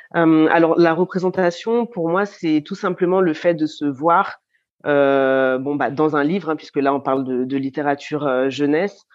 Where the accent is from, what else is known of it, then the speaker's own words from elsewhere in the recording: Lyon, Auvergne-Rhône-Alpes, France; j'ai grandi à Lyon